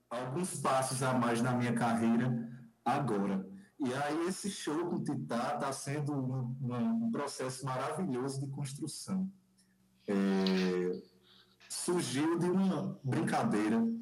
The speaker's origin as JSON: {"language": "Portuguese", "town": "Pombal", "region": "Paraíba", "country": "Brazil", "tie": "born or raised there", "moved": "as an adult", "lives_now": "João Pessoa, Brazil", "said": "Eu vim da cidade de Pombal, interior da Paraíba, e lá meu pai construiu um teatro no quintal lá de casa."}